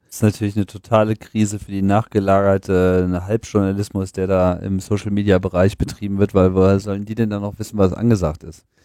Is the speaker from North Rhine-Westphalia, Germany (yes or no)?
no; Hanover, Lower Saxony, Germany; moved away; Hannover. Meine Heimatstadt.